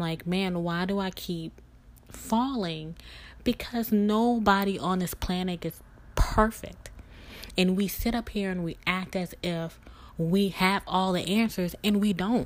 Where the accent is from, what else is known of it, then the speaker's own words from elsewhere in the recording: Mississippi, United States; now in Louisiana, United States; we're both from Mississippi, and we relocated to Louisiana.